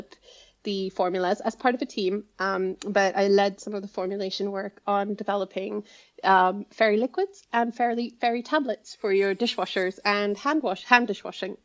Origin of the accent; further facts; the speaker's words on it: India; moved away; I grew up in India, where education is very formal